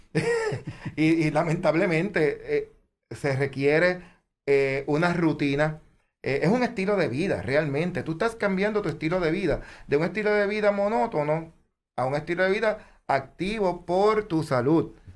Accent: Puerto Rico; como buen puertorriqueño

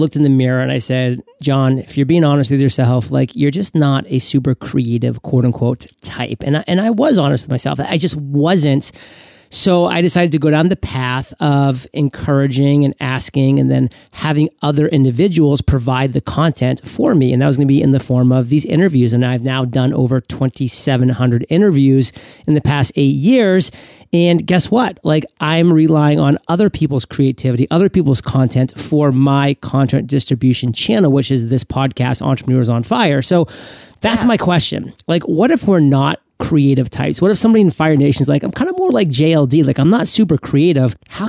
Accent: Maine, United States; I always conveniently don't share that I'm from Maine, which makes everything so much easier to be like all state and the best in the state when you only have like a million odd people or so.

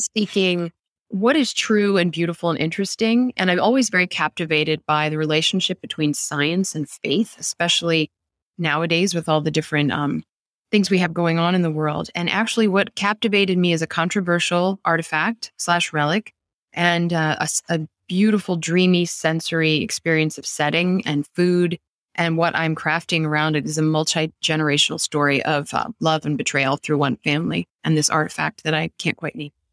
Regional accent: Annapolis, Maryland, United States; I grew up in Annapolis where the past is very much alive around us

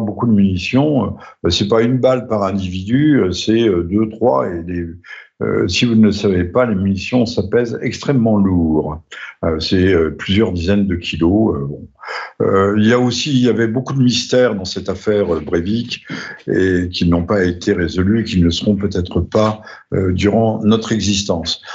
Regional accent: France; chez nous en France et en Europe

